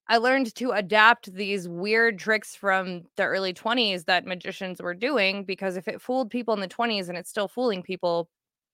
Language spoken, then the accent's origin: English; Falcon, Colorado, United States; the sole goth metal kid in the middle of bumfuck nowhere, Falcon, Colorado.